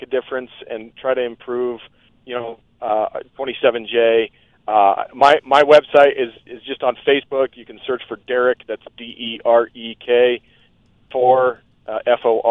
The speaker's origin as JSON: {"language": "English", "town": "Thornton", "region": "Colorado", "country": "United States", "tie": "born or raised there", "lives_now": "Brighton, United States", "said": "I'm a lifelong native of Adams County. I grew up in Thornton"}